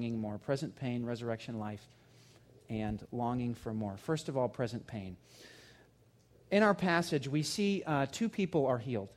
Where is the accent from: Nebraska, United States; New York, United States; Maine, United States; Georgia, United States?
Georgia, United States; When I was a kid growing up in Georgia